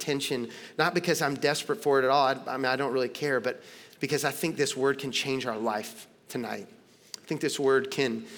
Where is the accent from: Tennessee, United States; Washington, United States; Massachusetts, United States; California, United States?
Tennessee, United States; moved away as an adult; now in Los Angeles, United States; I'm born and raised in Tennessee